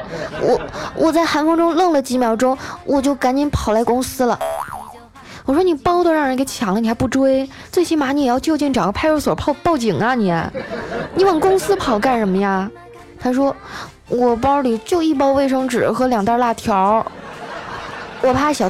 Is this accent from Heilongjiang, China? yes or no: yes; Qitaihe, Heilongjiang, China; 说起我这俩姐姐啊，当初也是我们家乡的传奇人物。我大姐呢，当年还得了七台河市高中女子组扳手腕大赛的第一名。